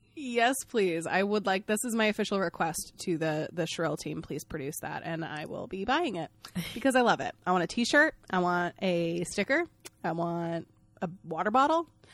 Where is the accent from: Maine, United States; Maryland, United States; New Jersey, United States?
Maine, United States; I'm from Maine